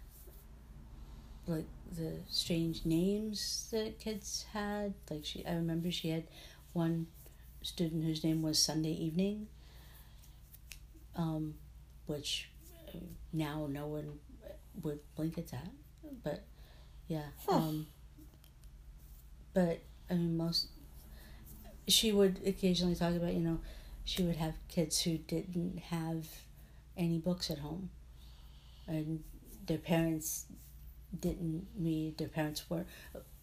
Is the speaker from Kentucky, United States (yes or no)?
yes; Louisville, Kentucky, United States; now in York, United States; Growing up in Louisville and then moving to Pennsylvania, where we live in York